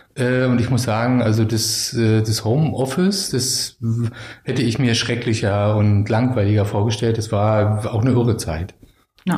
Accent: Schwerin, Mecklenburg-Vorpommern, Germany; moved away as an adult; also born or lived in Berlin; ich bin in Schwerin groß geworden

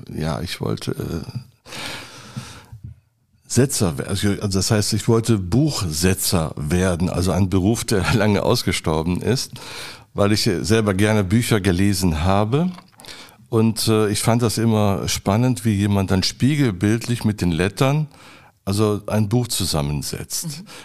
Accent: Adelaide, South Australia, Australia; born there; Und dann nach Adelaide nochmal gucken, Queen Elizabeth Hospital, wo ich geboren bin. Steht das noch alles und so?

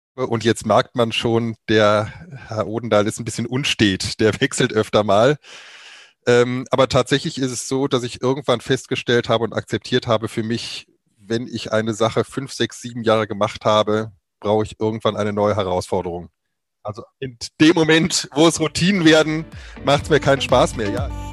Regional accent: near Cologne, North Rhine-Westphalia, Germany; moved away as an adult; also born or lived in Weimar; Ich komme ursprünglich aus der Nähe von Köln, habe da vor mittlerweile 27 Jahren mein Abi gemacht

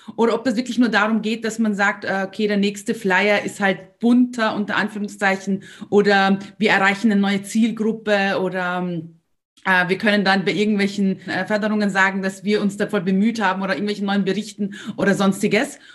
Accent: Austria; bei uns in Österreich

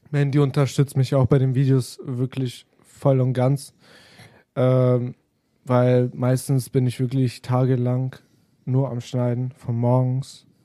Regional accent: Italy; ich sagte ja, wir sind beide Italiener auch.

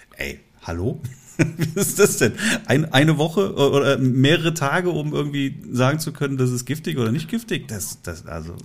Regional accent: Leverkusen, North Rhine-Westphalia, Germany; meine Heimatstadt Leverkusen

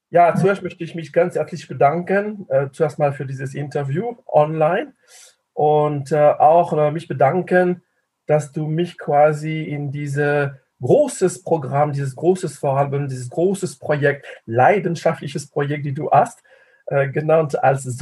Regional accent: France; German is a second language; moved away as an adult; now in Tübingen, Germany; Äh, es klingt französisch und es ist auch französisch. Ich bin Franzose. Ich lebe seit äh, 35 Jahren demnächst äh, in Tübingen ich habe Tübingen nie verlassen.

